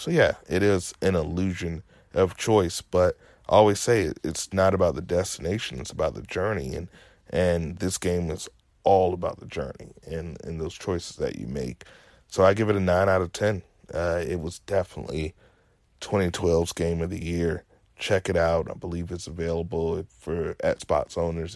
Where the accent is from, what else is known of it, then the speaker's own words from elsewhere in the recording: Virginia, United States; I'm as southern as can be, born and raised in Virginia